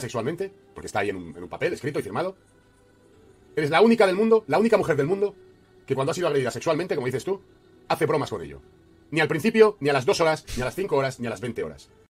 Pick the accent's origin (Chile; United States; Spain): Spain; moved away; He nacido en España, soy español